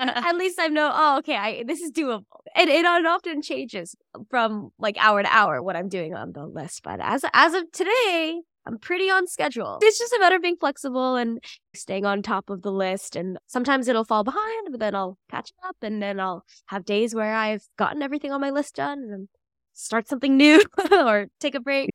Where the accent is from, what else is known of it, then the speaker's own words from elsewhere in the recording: St. Louis, Missouri, United States; now in New York, United States; I grew up in Saint Louis, Missouri.